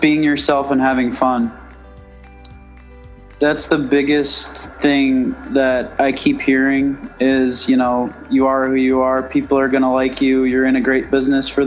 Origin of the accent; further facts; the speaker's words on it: outside of New York City, United States; Growing up outside of New York City